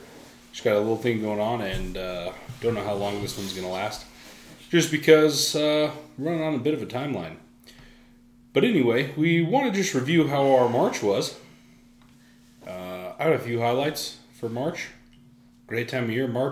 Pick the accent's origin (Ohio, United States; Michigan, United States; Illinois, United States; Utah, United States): Utah, United States; Salem; I was raised in Salem, Utah